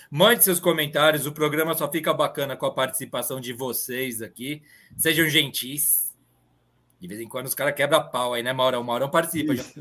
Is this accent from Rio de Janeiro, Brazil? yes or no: no; São Bernardo do Campo, São Paulo, Brazil; now in São Paulo, Brazil; Hoje eu estou em São Paulo, mas eu sou de São Bernardo.